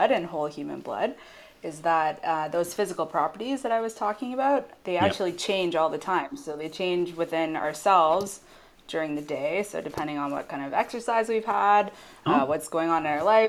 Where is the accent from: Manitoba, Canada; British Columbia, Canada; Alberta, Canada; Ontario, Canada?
Ontario, Canada; Ayr; So I'm from a little town in Ontario. It's called Ayr, believe it or not. There is a place called Ayr, A-Y-R, and population of maybe a few thousand. And so I grew up there